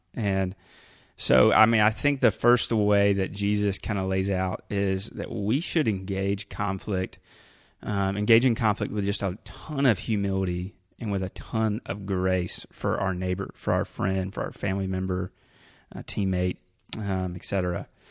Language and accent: English; Carrollton, Georgia, United States; moved away as an adult; also born or lived in Rome, Georgia / Orlando, Florida / Asheville, North Carolina; I grew up here in Carrollton, Georgia